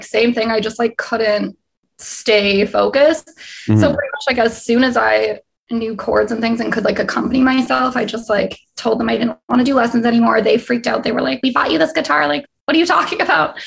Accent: Winnipeg, Manitoba, Canada; moved away as an adult; now in Los Angeles, United States; I was born and raised in Winnipeg, Manitoba. So right in the middle of Canada

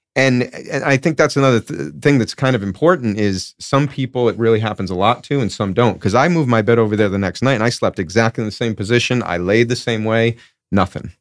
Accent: Rhode Island, United States; I grew up in Rhode Island

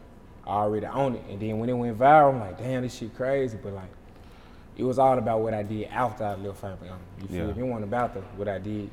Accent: Cleveland, Mississippi, United States; Yeah, I'm from the trenches, bro, like, country. Deep in the South, so we're like, yeah, I'm from Cleveland. Small city, though, like, everybody know everybody.

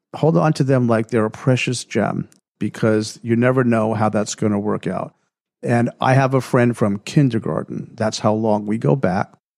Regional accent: New York, United States; I grew up in New York, surrounded by all these really successful people

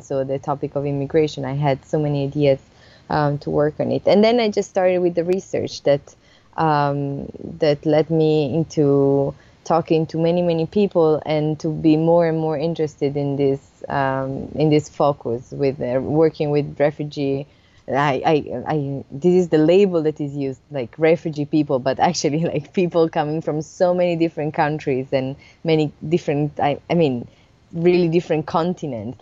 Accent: Italy; moved away as an adult; also born or lived in Germany; now in Switzerland; I was coming from Italy

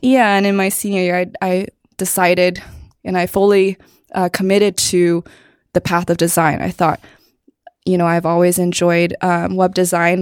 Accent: Cupertino, California, United States; also born or lived in New Jersey / Canada / Arizona / China; a lot of movement before I was seven, but ever since then, Cupertino

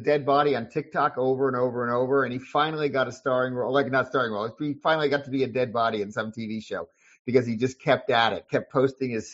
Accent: Providence, Rhode Island, United States; now in Massachusetts, United States; I'm from Rhode Island. I grew up about, you know, 15 minutes from the Civic, what we used to call the Civic Center

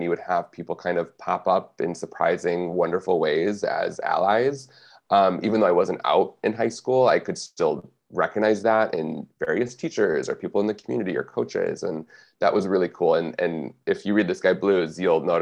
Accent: Michigan, United States; growing up in Michigan

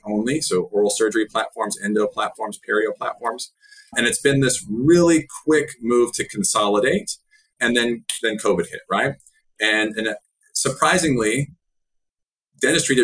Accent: Dallas, Texas, United States; I live in Dallas. I'm from Dallas.

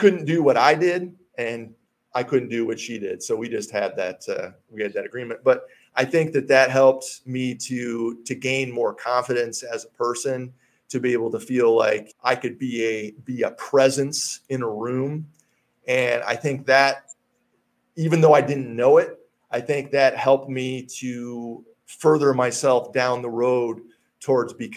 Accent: Hastings, Michigan, United States; moved away as an adult; also born or lived in Colorado; Hastings, my hometown where I grew up

